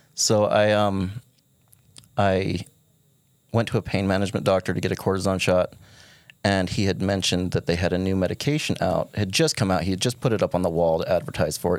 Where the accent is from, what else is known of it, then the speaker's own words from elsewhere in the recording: Kanab, Utah, United States; born and raised in Kanab.